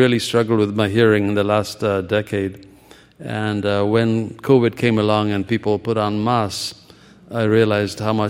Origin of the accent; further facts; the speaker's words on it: Ethiopia; moved away as an adult; also born or lived in India; now in United States; I was born in Ethiopia and began medical school there before. I spent, you know, 3 years there, and then civil war displaced me. I came to America